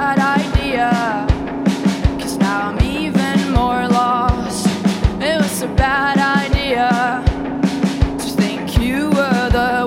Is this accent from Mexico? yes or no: no; Norway; I'm from Norway, and now I'm here in Iceland